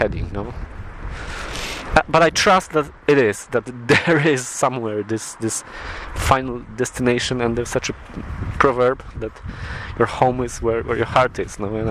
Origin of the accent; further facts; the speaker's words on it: Poland; English is a second language; now in Aberdeen, United Kingdom; I'm from Poland